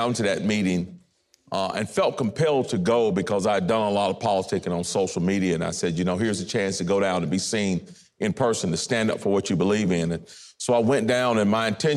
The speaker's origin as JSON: {"language": "English", "region": "North Carolina", "country": "United States", "said": "as a North Carolinian"}